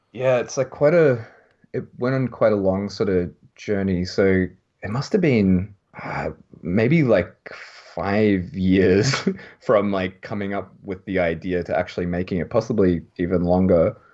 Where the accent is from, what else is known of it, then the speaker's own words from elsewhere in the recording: Melbourne, Victoria, Australia; now in Japan; I'm from Melbourne